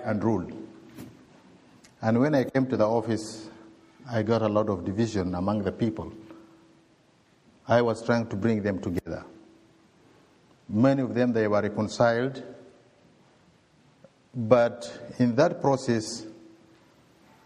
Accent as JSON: {"language": "English", "town": "Kadugli", "region": "South Kordofan", "country": "Sudan", "moved": "yes", "said": "I came from Sudan, not South Sudan actually, in the diocese called Kadugli, in the Nuba Mountains."}